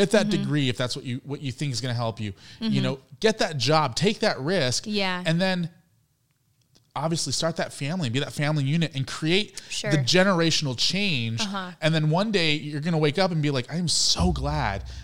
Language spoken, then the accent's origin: English; Orange County, California, United States; I grew up in Orange County, California